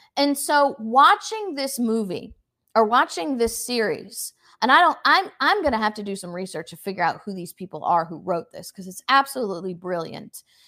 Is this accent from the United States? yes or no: yes; United States; the American people are built of a different ilk. We have a different spirit in us